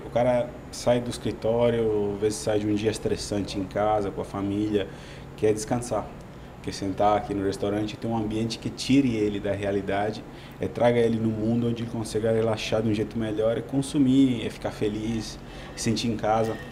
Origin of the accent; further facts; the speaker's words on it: Italy; Portuguese is a second language; moved away as an adult; now in Brazil; Eu sou italiano, é um país lindo